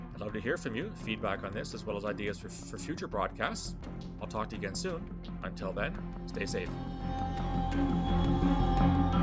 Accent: Canada; I'm Canadian

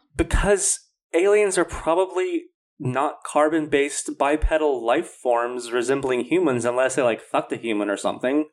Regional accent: Louisiana, United States; I come from Louisiana

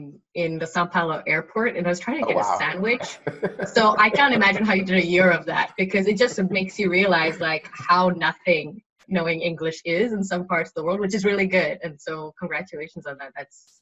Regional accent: Johannesburg, Gauteng, South Africa; now in Canada; I was in South Africa because I grew up in Johannesburg and that's where the accent sometimes changes. But I guess now I've lived in North America for 10 years.

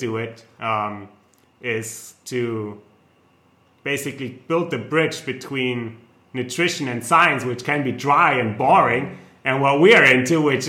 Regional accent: Germany; accent: German; English is a second language; moved away; I'm German, so you might tell by my accent

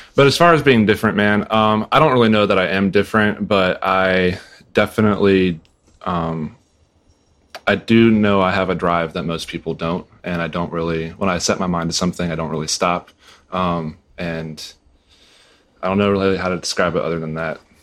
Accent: Northwest Pennsylvania, United States; I grew up in Northwest PA

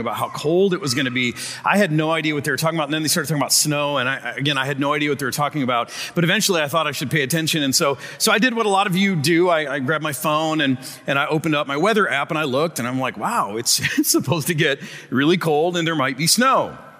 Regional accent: Michigan, United States; moved away; I'm from Michigan and I moved for a reason.

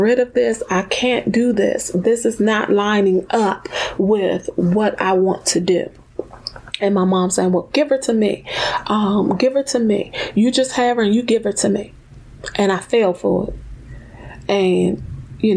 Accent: Washington, District of Columbia, United States; I was born in Washington, D.C., grew up in the DMV area

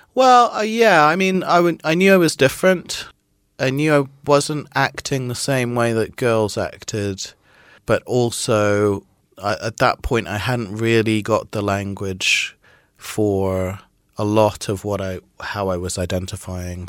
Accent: Trinidad & Tobago; moved away; also born or lived in Midlands, United Kingdom; I was born in the Midlands in, in the UK, and then when I was about four, we moved to Trinidad in the West Indies, which is where my father's from

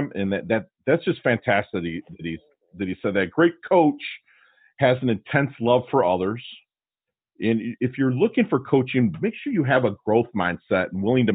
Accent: Detroit, Michigan, United States; I grew up in Detroit

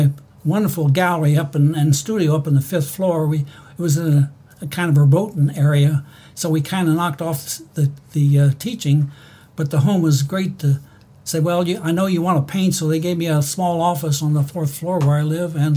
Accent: Springfield, Ohio, United States; moved away as an adult; also born or lived in California; I kind of grew up in this area in the west end of town

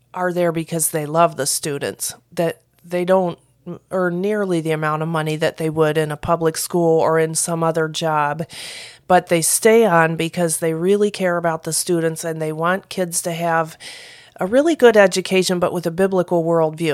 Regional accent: Flatland, Ohio, United States; moved away as an adult; also born or lived in Peru; I am from Flatland, Ohio

